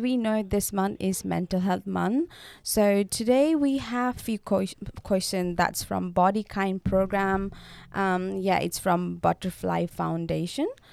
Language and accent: English; Nepal; moved away as an adult; now in Australia; I'm from Nepal, and I'm studying Bachelor's of Community Service, and I'm international